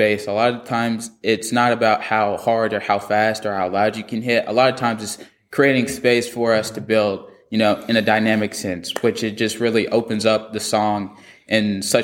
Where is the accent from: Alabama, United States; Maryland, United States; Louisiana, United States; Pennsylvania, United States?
Alabama, United States; also born or lived in California; I moved to Alabama from California